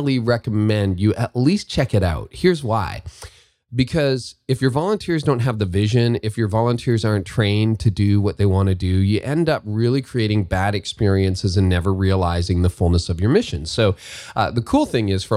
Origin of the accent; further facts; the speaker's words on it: Canada; I say that as a Canadian